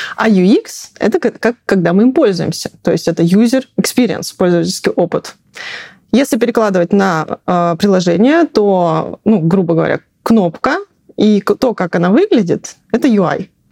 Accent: Siberia, Russia; moved away; я из Сибири, и мы говорили мультифора.

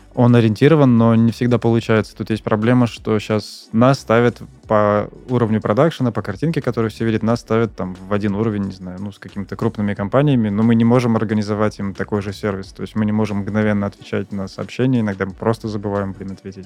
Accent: Saint Petersburg, Russia; я в Питере родился и работал в Питере

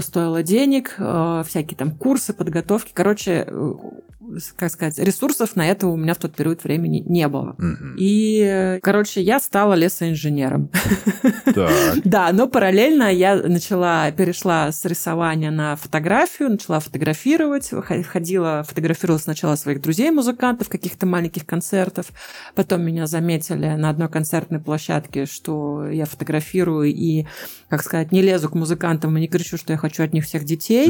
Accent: Saint Petersburg, Russia; moved away as an adult; now in Munich, Germany; я сама из Санкт-Петербурга и очень долго работала с музыкантами в Питере

